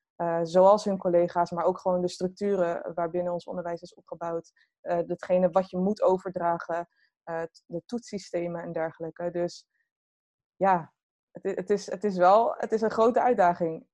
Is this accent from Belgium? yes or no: no; Groningen, Netherlands; moved away as an adult; ik ben wel geboren en getogen in Groningen. Tot mijn achttiende.